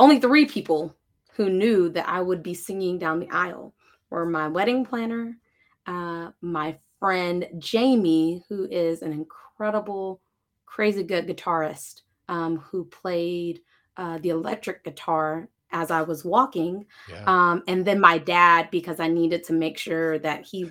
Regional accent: Lawton, Oklahoma, United States; I grew up in Lawton with her kids

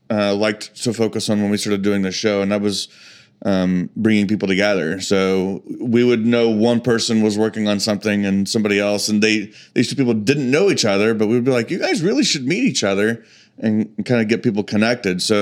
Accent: Shawnee, United States; that was from my hometown, Shawnee.

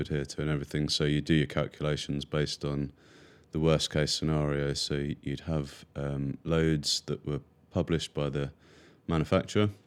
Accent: near Cambridge, East of England, United Kingdom; I grew up near Cambridge

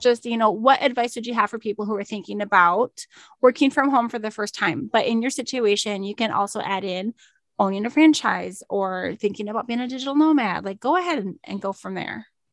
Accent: Minnesota, United States; I'm from Minnesota.

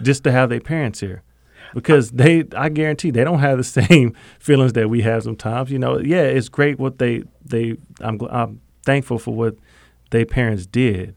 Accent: Okmulgee, Oklahoma, United States; I'm born and raised in Muskogee Creek, uh, Nation, that's where I'm from

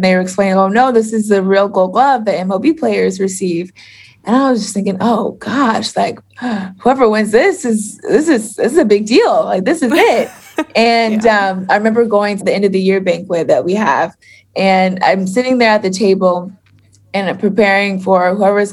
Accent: Florida, United States; I'm from Florida.

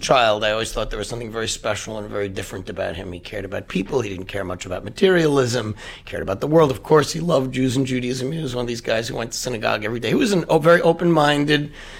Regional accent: New York City, New York, United States; moved away as an adult; now in White Plains, United States; Born and raised on the Upper West Side.

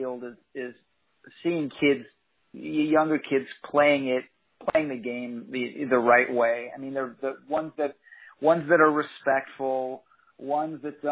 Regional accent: San Diego, California, United States; I grew up in San Diego

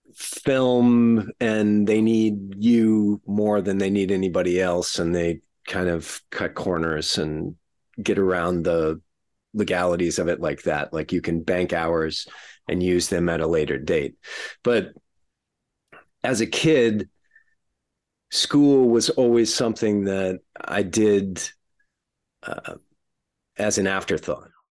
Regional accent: not far from San Antonio, south central Texas, United States; I grew up in Texas, uh, sort of south central Texas, uh, not far from San Antonio

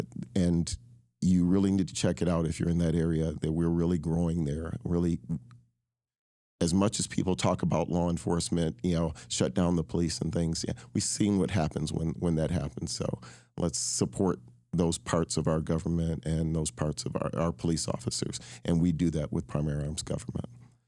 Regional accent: Michigan, United States; Well, I was born in Michigan.

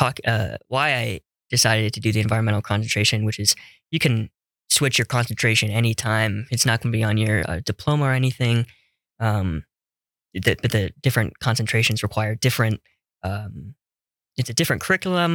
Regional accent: Las Vegas, Nevada, United States; moved away as an adult; As a kid growing up in Las Vegas, Nevada

